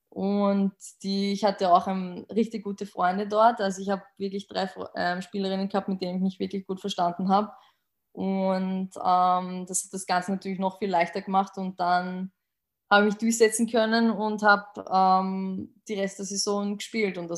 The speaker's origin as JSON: {"language": "German", "country": "Austria", "said": "aus Österreich."}